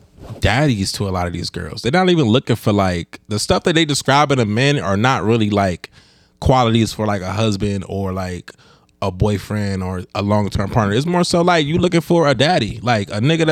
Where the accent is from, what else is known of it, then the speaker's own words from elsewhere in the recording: Cleveland, Ohio, United States; also born or lived in Akron; I was born in Cleveland, but I had to live 3 years in Akron when I was a kid